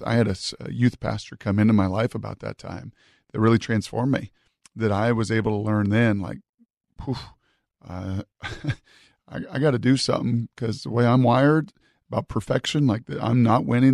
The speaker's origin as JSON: {"language": "English", "region": "Washington", "country": "United States", "tie": "born or raised there", "said": "I grew up in Washington"}